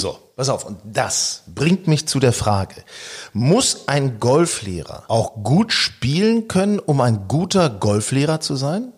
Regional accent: Northern Germany, Germany; also born or lived in Hanover; Wir stammen ja aus Norddeutschland.

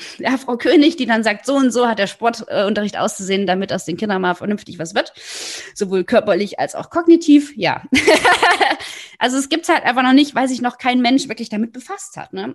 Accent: the East, eastern Germany, Germany; Ich bin im Osten groß geworden

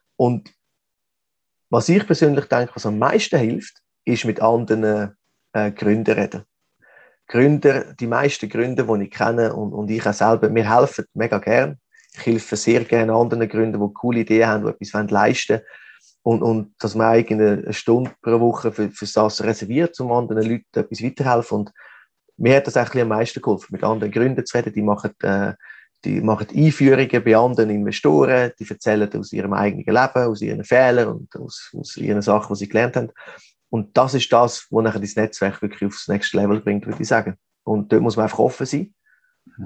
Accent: Switzerland; moved away as an adult; now in Mexico; als Schweizer

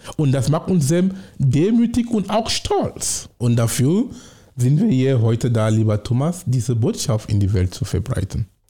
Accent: Cameroon; German is a second language; moved away as an adult; now in Germany; Ich komme aus Kamerun und ich komme von vergleichsweise einem mittleren Oberschicht

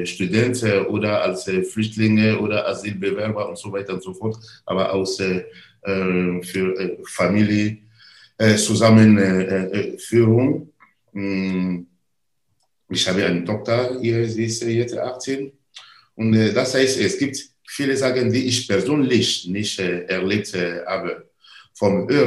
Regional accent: Côte d’Ivoire; German is a second language; in meiner Heimat. Ich komme aus der Elfenbeinküste. Wir fördern da äh, Bildung in äh, äh verschiedene äh, benachteiligte Ecke in der Elfenbeinküste

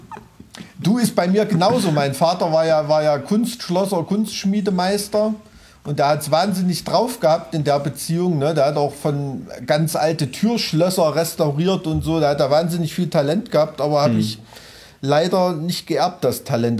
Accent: Weimarer Land, Thuringia, Germany; ich komme aus Weimarer Land

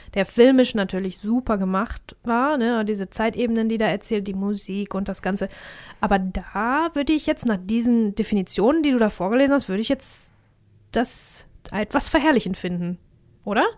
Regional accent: Germany; wir nun mal Deutsche sind.

